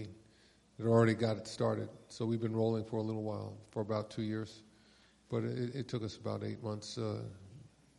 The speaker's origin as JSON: {"language": "English", "town": "New York City", "region": "New York", "country": "United States", "tie": "born or raised there", "said": "growing up in New York City and not fitting in."}